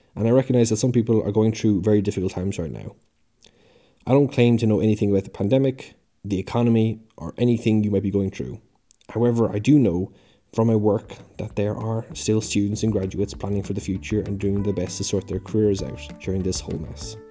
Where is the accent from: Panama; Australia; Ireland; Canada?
Ireland; now in United Kingdom; I live in the U K, but I'm from the Republic of Ireland.